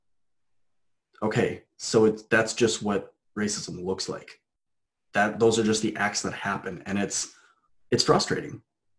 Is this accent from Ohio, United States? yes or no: yes; North Royalton, Ohio, United States; now in Alaska, United States; I grew up in North Royalton, Ohio